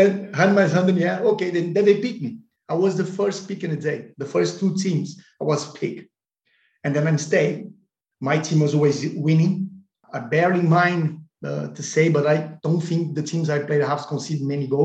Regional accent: Porto Alegre, Rio Grande do Sul, Brazil; moved away; my hometown club, Sport Club Internacional Porto Alegre

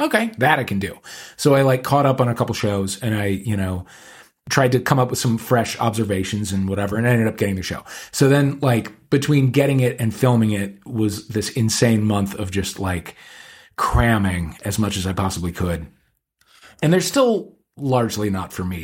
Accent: St. Louis, Missouri, United States; moved away; we're both gays from Saint Louis, Missouri.

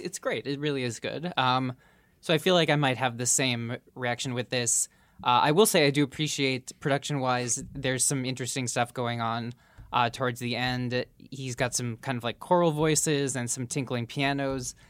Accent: Minneapolis, Minnesota, United States; my hometown of Minneapolis

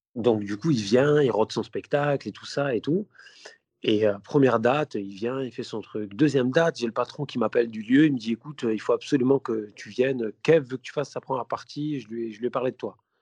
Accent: Vitrolles, Provence-Alpes-Côte d'Azur, France; moi, je viens de Vitrolles. Tu vois, je suis, de Vitrolles

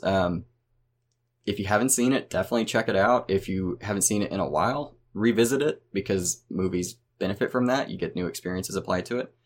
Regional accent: Oklahoma, United States; my home state of Oklahoma

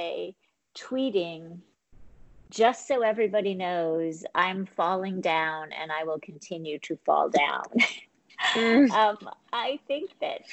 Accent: New York City, New York, United States; I'm a New Yorker

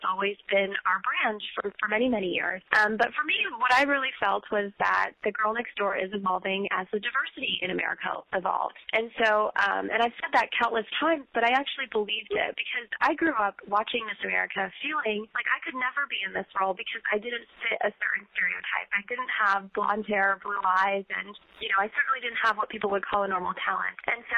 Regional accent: Syracuse, New York, United States; born there; also born or lived in India; I was born in Syracuse, New York, but when I was 6 months old, my grandparents actually raised me in India for 2 years.

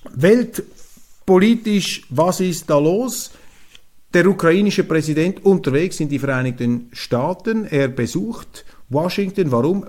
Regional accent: Switzerland; als Schweizer

